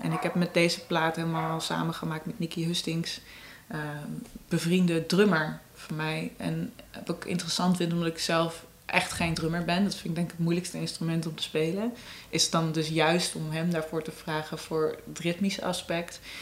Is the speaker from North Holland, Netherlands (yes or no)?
yes; Amsterdam, North Holland, Netherlands; first language Dutch; ik ben geboren in de Jordaan, ik ben echt een Amsterdamse